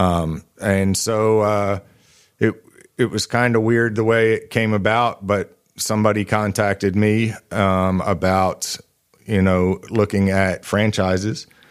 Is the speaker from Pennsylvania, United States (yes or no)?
yes; Eastern Pennsylvania, United States; moved away as an adult; also born or lived in Knoxville, Tennessee; now in Northwest Arkansas, United States; I grew up in Eastern Pennsylvania